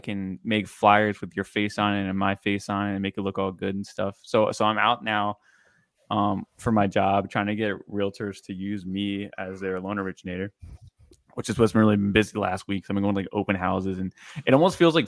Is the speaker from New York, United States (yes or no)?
no; Maryland, United States; moved away as an adult; now in Louisville, United States; I'm from Maryland